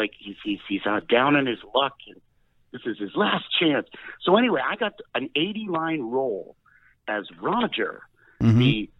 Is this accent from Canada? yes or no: no; Westport, Connecticut, United States; I grew up in Westport, Connecticut.